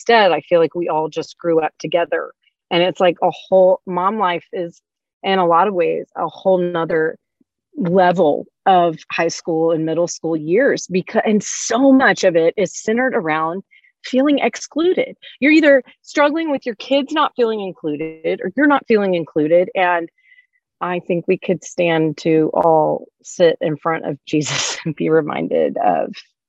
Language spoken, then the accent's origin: English; Louisiana, United States; I'm from Louisiana.